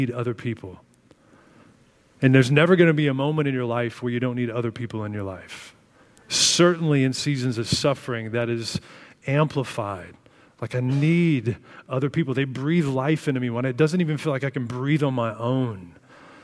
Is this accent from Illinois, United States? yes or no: yes; Illinois, United States; I grew up in Illinois